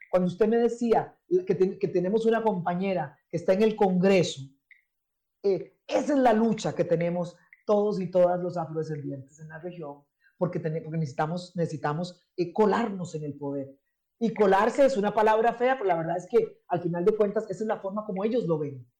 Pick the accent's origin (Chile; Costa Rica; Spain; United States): Costa Rica; San José; first language English; moved away as an adult; also born or lived in Zimbabwe; Yo, yo no nací en Limón, yo nací en San José, crecí en la capital del país